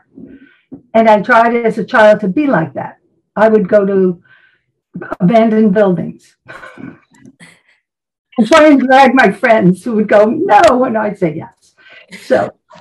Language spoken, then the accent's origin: English; New York City, New York, United States; moved away; And I'm from Brooklyn originally. And you can probably hear the attitude at times.